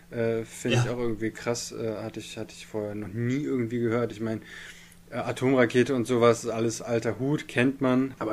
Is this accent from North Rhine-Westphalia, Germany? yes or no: yes; Bielefeld, North Rhine-Westphalia, Germany; Ich, äh, hier in Bielefeld, ich bin ja Bielefelder, ja